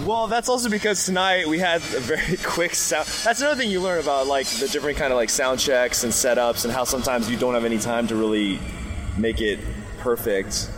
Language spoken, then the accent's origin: English; Memphis, Tennessee, United States; I grew up in Memphis, Tennessee, so I have a lot of Southern influence